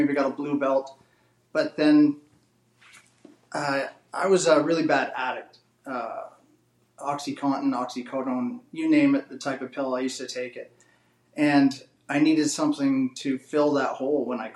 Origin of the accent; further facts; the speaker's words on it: Canada; also born or lived in Edmonton; being Canadian